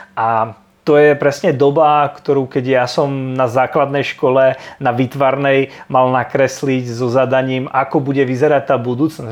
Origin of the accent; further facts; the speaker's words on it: a small town in eastern Slovakia, Slovakia; ja som obyčajný chalan z malého mesta na východnom Slovensku